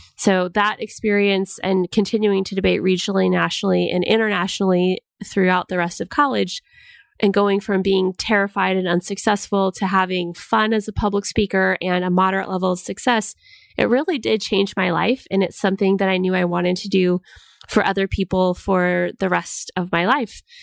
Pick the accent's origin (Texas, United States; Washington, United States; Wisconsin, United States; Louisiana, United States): Washington, United States; moved away; I'm actually from Washington State